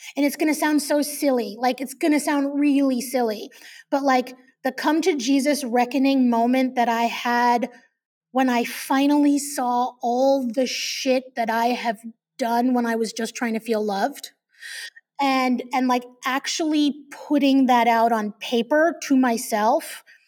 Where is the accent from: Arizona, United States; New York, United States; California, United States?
New York, United States; I'm Jewish from New York